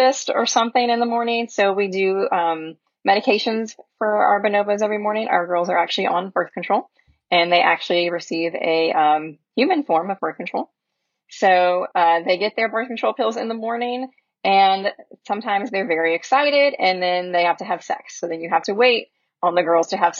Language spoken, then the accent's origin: English; Memphis, Tennessee, United States; I grew up here in Memphis